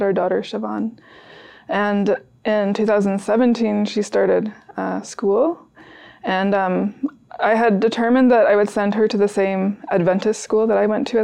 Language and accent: English; Oshawa, Ontario, Canada; So we grew up in Oshawa, Ontario, Canada